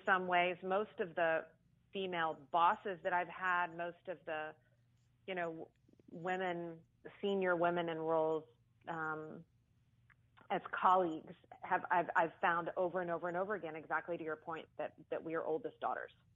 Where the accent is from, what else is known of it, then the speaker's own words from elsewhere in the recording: Austin, Texas, United States; I was born and raised in Austin